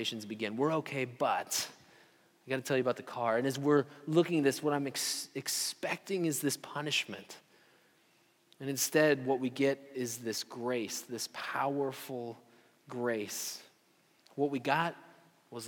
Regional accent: Story City, Iowa, United States; I even drove through my hometown, Story City, Iowa

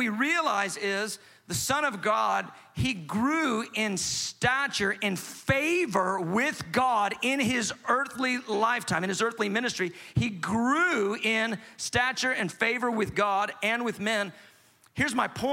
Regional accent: Atlanta, Georgia, United States; I'm from Atlanta. We say amen in Atlanta.

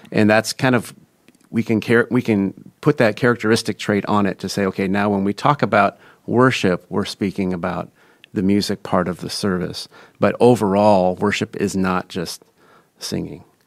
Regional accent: Des Moines, Iowa, United States; From Des Moines, Iowa. Grew up on the east side. Went to East High School

